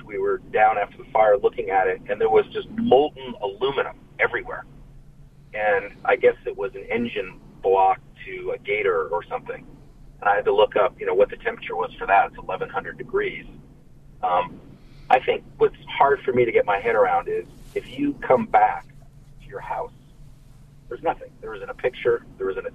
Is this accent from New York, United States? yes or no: yes; New York, United States; now in California, United States; I'm actually from New York. I grew up outside